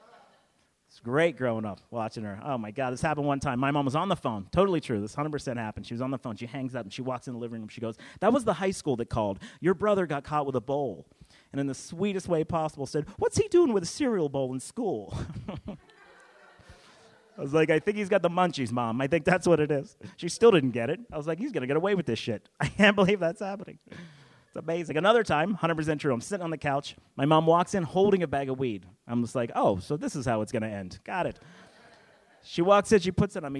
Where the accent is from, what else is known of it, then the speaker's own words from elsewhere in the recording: Pennsylvania, United States; also born or lived in Pittsburgh, Pennsylvania; now in the South, United States; I was born in Pittsburgh, raised in the Northeast